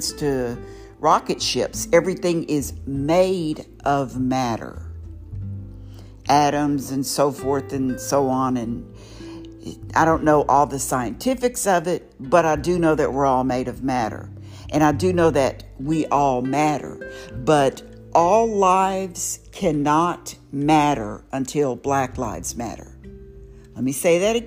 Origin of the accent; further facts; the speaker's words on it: Houston, Texas, United States; also born or lived in Waco, Texas; I am a native Houstonian, I guess you could say. I was born in Waco, Texas, on a military base, and my parents came here, and I've been here ever since.